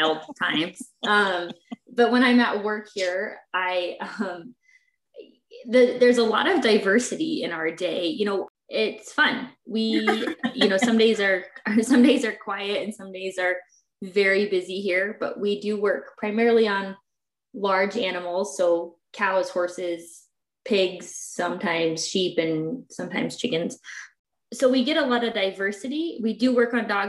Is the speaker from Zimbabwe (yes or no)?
no; Lewistown, Montana, United States; also born or lived in Washington; I grew up in Lewistown.